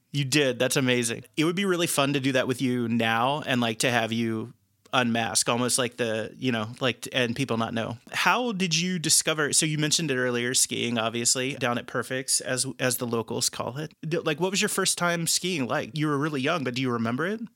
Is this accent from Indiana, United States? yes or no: yes; Dearborn County, Indiana, United States; moved away as an adult; now in Chicago, United States; I was born in Dearborn County Hospital um, and grew up about 20 minutes away from Lawrenceburg my most of my entire life